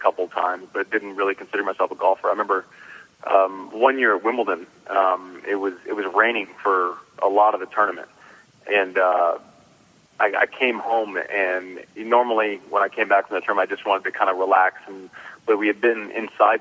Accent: Nebraska, United States; I was born in Nebraska

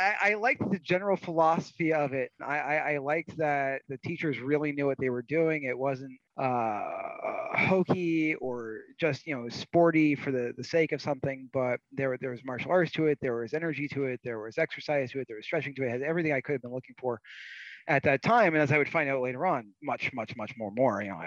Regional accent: Rhode Island and Vermont, New England, United States; moved away as an adult; also born or lived in Connecticut / Boston, Massachusetts / Florida; I grew up mostly in Rhode Island and Vermont

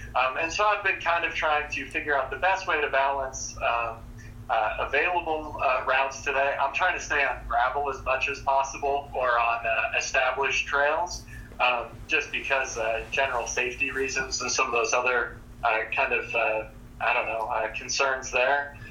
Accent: Pella, Iowa, United States; growing up in Pella, out uh, around Lake Red Rock.

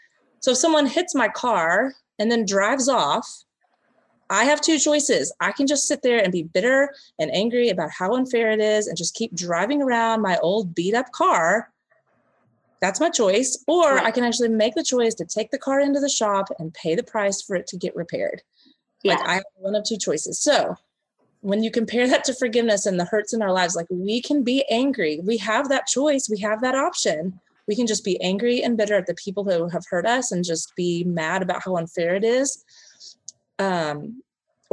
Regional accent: Texas, United States; I'm from Texas

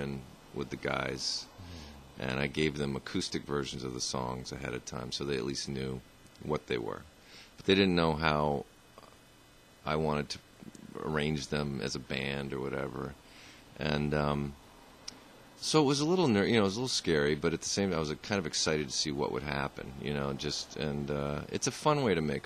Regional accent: Vermont, United States; I grew up here in Vermont.

